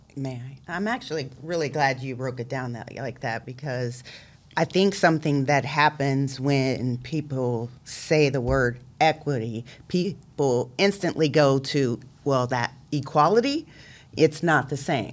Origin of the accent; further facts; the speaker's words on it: Columbus, Ohio, United States; I, too, am a, uh, Columbus City School graduate. I went to Northland High School, um, graduated out of nineteen ninety-four